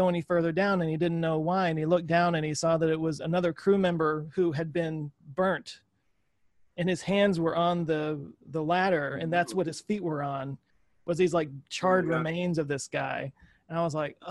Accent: Dallas, Texas, United States; Being in Texas, I'm from Dallas

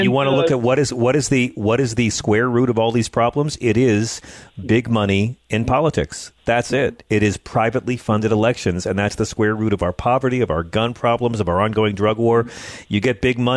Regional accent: United States; as an American

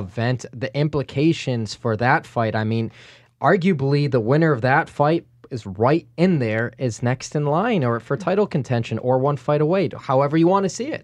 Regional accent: Chicago suburbs, Illinois, United States; now in Las Vegas, United States; growing up in the Chicago suburbs, twenty-five miles out of the city in the nineties

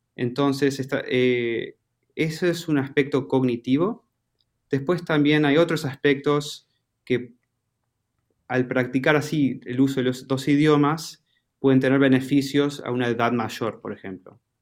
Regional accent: Argentina; accent: Argentine; mi acento es de Argentina

